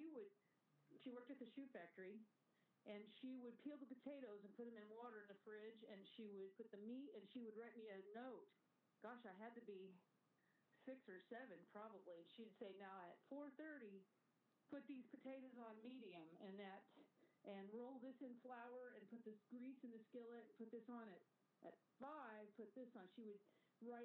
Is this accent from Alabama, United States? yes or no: no; Greentop, Missouri, United States; My hometown is Greentop, a tiny little town there